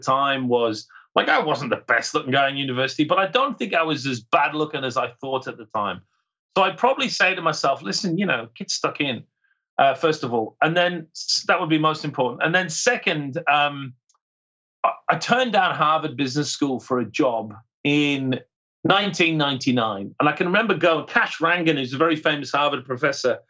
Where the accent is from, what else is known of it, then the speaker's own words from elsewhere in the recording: Cumbria, the Lake District, North West England, United Kingdom; now in Australia; I'm from Cumbria, right? I'm from the Lake District